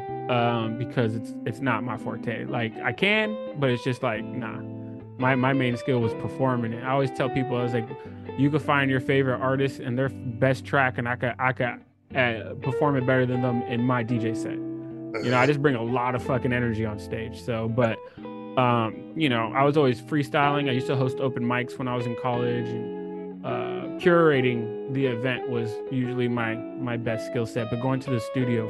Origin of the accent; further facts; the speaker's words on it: California, United States; I'm born and raised in California